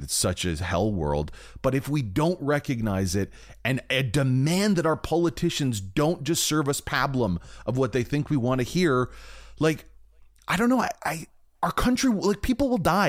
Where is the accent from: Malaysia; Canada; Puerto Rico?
Canada